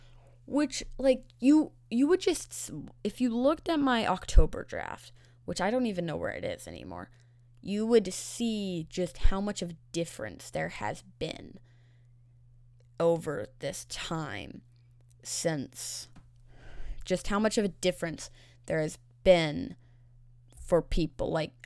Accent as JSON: {"language": "English", "town": "Seattle", "region": "Washington", "country": "United States", "said": "I'm from Seattle."}